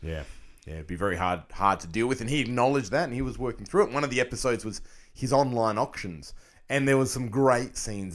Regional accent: Australia; as an Australian collector

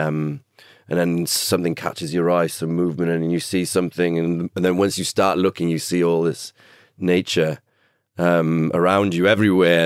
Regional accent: Cardiff, Wales, United Kingdom; growing up in Cardiff

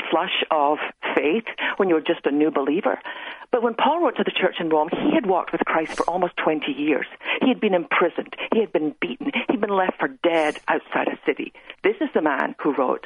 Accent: west coast of Scotland, United Kingdom; now in Texas, United States; I grew up on the west coast of Scotland

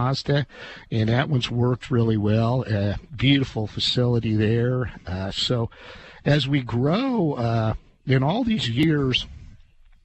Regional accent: Clinton, Illinois, United States; I'm from Clinton.

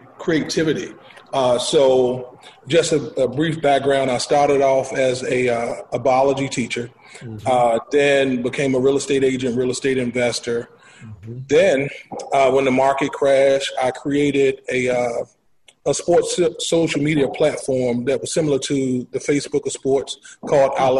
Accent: Washington, District of Columbia, United States; native of Washington, D.C., born and raised in Southeast

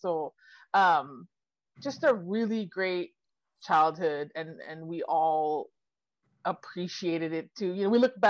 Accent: Lawai, Hawaii, United States; now in Los Angeles, United States; I was born and raised on Kauai, but so are my parents and most of my grandparents. So we've been there a long time.

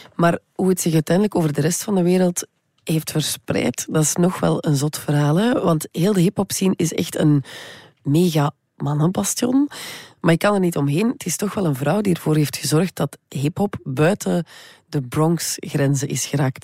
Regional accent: West Flanders, Belgium; Ik ben zelf uit West-Vlaanderen

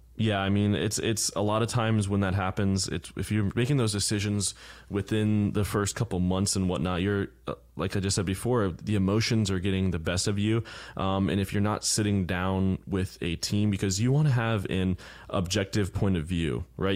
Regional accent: Florida, United States; born and raised here, I'm definitely rare, rare kind

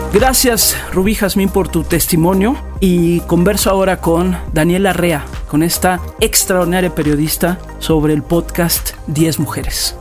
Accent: Mexico; aquí en mi país, en México

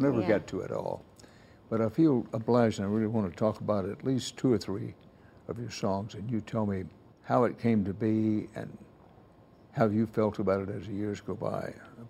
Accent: Texas, United States; I'm a Texan by birth.

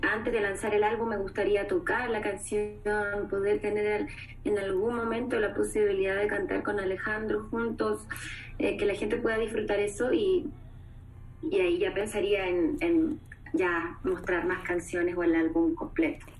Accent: Chile; yo soy una chilena

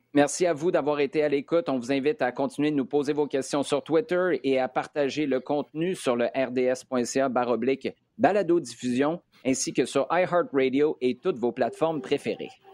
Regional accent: Quebec City, Quebec, Canada; J'habitais à Québec

